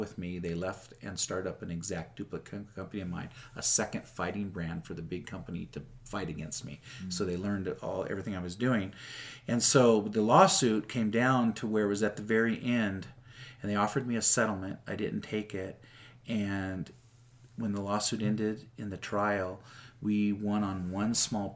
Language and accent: English; Seattle, Washington, United States; moved away as an adult; now in Utah, United States; I'm from Seattle